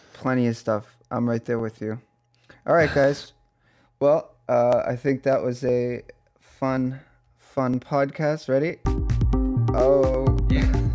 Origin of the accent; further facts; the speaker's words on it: Boston, Massachusetts, United States; I'm I'm Boston